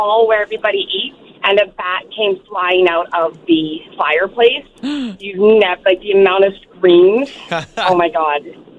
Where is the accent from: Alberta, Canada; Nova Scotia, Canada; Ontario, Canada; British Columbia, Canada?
British Columbia, Canada; Courtenay; I grew up in Courtney.